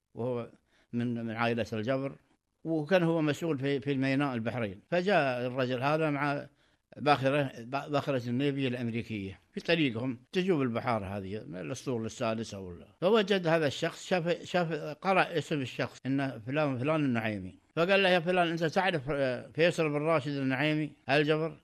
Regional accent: Qatar; انا مواطن قطري

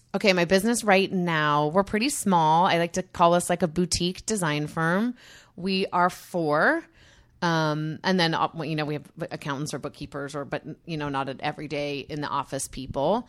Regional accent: Utah, United States; I grew up in Utah

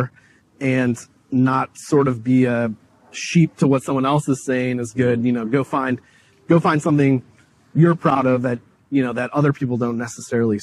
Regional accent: Chicago, Illinois, United States; me growing up in Chicago

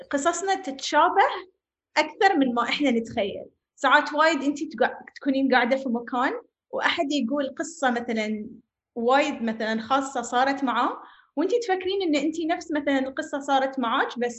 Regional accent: Bahrain; also born or lived in Palestine; now in United Arab Emirates; أنا بحرينية فلسطينية أعيش في الإمارات

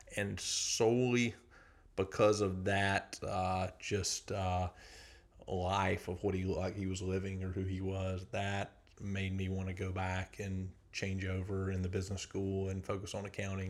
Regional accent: South Georgia, United States; moved away as an adult; now in Athens, United States; I grew up in South Georgia, a lot of agriculture

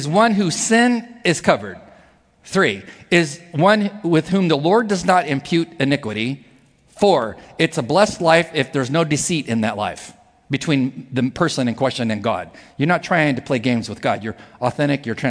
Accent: near Palm Springs, Southern California, United States; I was in Southern California, in the desert where I was raised, near Palm Springs.

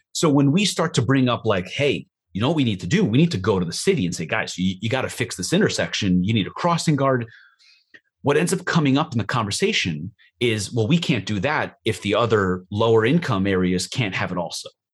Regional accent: New York, United States; moved away; we're from New York

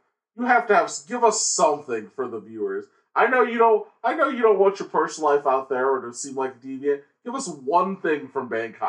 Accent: United States; I'm from America.

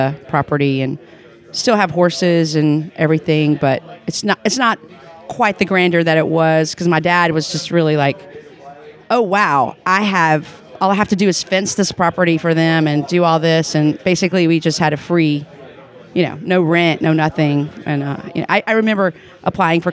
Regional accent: Picayune, Mississippi, United States; also born or lived in Yazoo City, Mississippi / Carriere, Mississippi; now in New Orleans, United States; I actually grew up in near Picayune

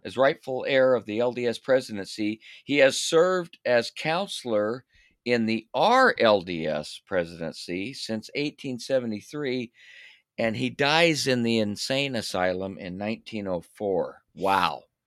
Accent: St. George, Utah, United States; Saint George, "Yay, my hometown

